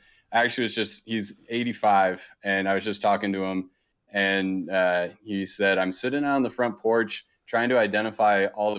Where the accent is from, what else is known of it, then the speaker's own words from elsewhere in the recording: Maryland, United States; So growing up, I grew up on the East Coast in a pretty kind of typical suburb. We were about 30, 40 minutes outside of Baltimore, pretty close to DC.